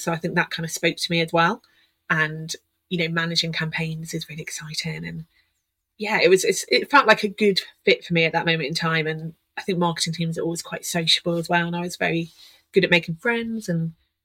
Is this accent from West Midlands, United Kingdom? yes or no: no; Oxfordshire, South East England, United Kingdom; I moved back home to Oxfordshire